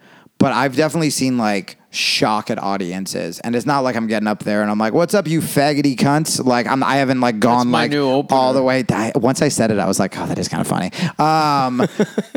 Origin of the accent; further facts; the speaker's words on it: New Jersey, United States; also born or lived in Brooklyn, New York; now in Los Angeles, United States; I grew up in Jersey